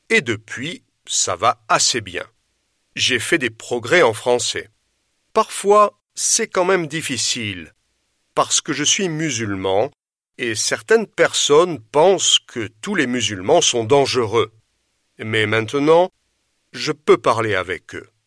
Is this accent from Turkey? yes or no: yes; Turkey; French is a second language; moved away as an adult; now in France; J'ai 48 ans. Je viens de Turquie et je suis arrivé en France il y a 15 ans à la recherche d'une vie meilleure.